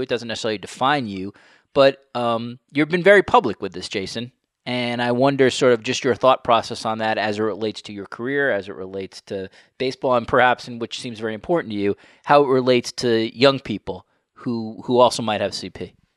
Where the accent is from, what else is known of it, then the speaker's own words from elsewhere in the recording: New York, United States; now in Toronto, Canada; I grew up in New York, and now I live in Toronto